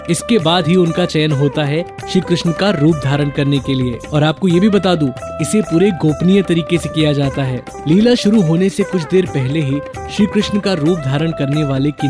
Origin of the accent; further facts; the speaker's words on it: Varanasi, Uttar Pradesh, India; काशी में पले बड़े होने की वजह से मुझे बहुत बार ये सौभाग्य मिला कि मैं नाग नथैया को बहुत ही करीब से देखूं।